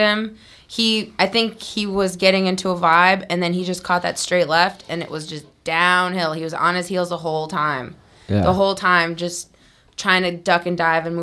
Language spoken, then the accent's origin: English; East Coast, United States; I'm from the East Coast.